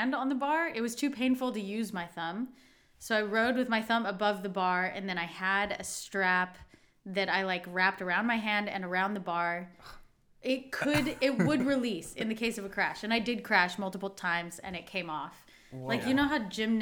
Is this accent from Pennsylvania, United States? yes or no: no; Mesa, Arizona, United States; I was born in Mesa, Arizona